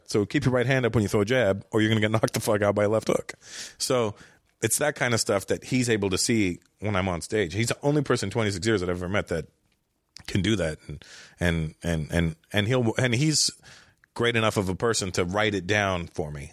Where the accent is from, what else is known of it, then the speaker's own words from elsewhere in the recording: Toronto, Ontario, Canada; I grew up in Toronto